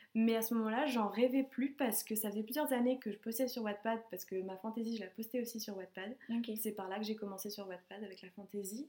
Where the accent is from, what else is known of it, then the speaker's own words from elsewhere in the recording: Savoie, Auvergne-Rhône-Alpes, France; moved away as an adult; also born or lived in Lyon; en Savoie, parce que c'est là où j'ai grandi